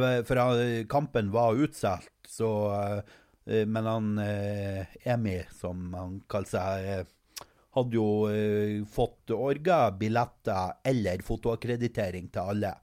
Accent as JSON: {"language": "Norwegian", "country": "Norway", "said": "som nordmann"}